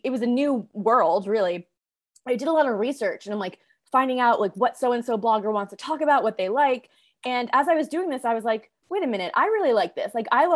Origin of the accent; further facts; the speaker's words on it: Carmel, New York, United States; moved away as an adult; now in Los Angeles, United States; I grew up in Carmel, which is just a little north of Westchester